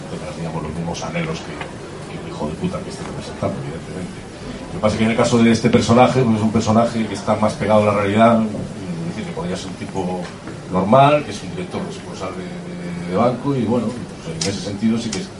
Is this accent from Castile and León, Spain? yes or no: no; Galicia, Spain; somos los dos gallegos